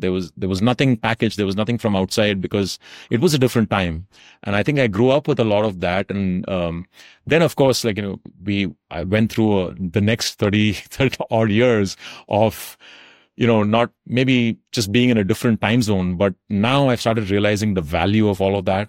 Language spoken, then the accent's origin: English; South India, India; also born or lived in Tamil Nadu; now in North India; what we grew up with in South India